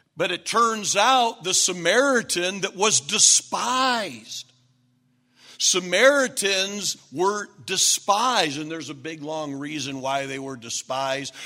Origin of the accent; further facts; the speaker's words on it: Flint, Michigan, United States; now in Dallas, United States; we're from Flint, we're the Flintstones.